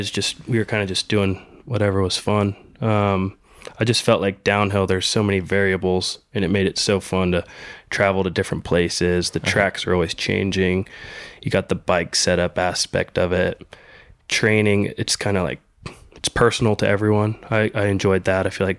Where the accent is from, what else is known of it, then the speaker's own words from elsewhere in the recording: North Carolina, United States; also born or lived in California / Georgia; Originally from California, and then lived in Georgia for a year when I was real little, and then been in North Carolina since I was probably eight or so.